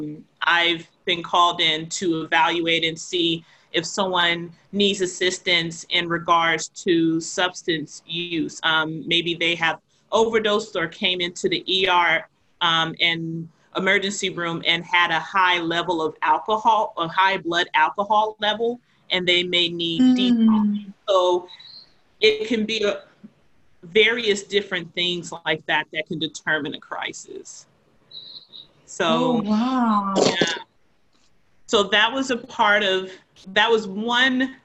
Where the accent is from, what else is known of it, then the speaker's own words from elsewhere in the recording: the South, United States; now in Boston, United States; I was a person who was raised in the South, of the South meaning the United States